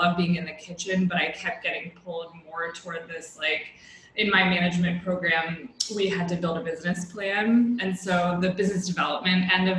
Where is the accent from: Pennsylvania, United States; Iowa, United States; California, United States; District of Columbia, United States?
District of Columbia, United States; Washington; moved away as an adult; also born or lived in Boston; now in New York, United States; I am originally from the Washington, D.C. area